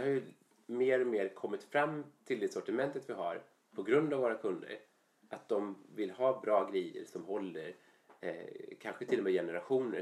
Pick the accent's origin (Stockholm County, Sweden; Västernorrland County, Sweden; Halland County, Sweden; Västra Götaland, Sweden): Halland County, Sweden; Falkenberg; jag är uppvuxen i Falkenberg sen jag var mm. liten